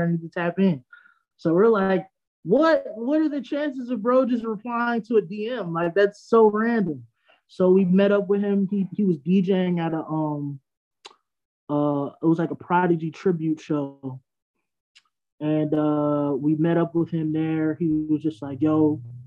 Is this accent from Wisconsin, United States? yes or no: no; Freeport, New York, United States; I'm from Long Island, Freeport